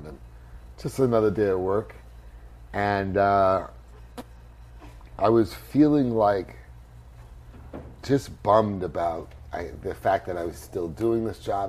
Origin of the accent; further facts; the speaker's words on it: New York City, New York, United States; I grew up in New York